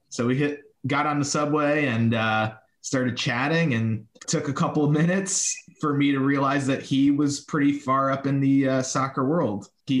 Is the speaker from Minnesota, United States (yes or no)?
no; New York City, New York, United States; I grew up born and raised in New York City.